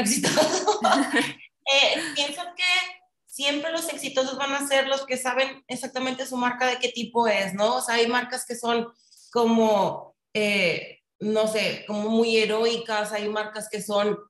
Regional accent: Monterrey, Nuevo León, Mexico; soy regia 100%

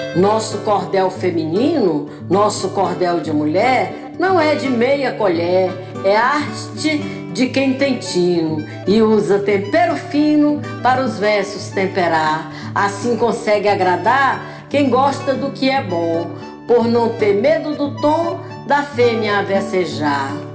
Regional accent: Ipueiras, Ceará, Brazil; now in Rio de Janeiro, Brazil; Eu nasci em Ipueiras, terra boa é meu lugar. Sou cearense da Gema tenho orgulho em falar

